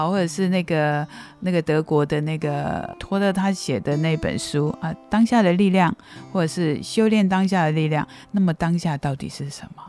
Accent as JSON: {"language": "Chinese", "town": "Qimei", "region": "Penghu County", "country": "Taiwan", "tie": "born or raised there", "moved": "yes", "said": "我每次回到七美，我就觉得我好感谢我生存在七美，我好感谢我在这里长大"}